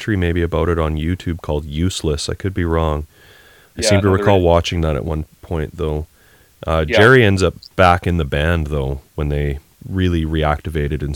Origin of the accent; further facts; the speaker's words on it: Canada; accent: Canadian; we are Canadian.